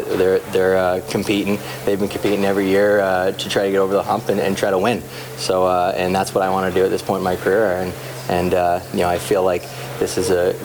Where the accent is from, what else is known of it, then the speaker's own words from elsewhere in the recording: Toronto, Ontario, Canada; growing up in the Toronto area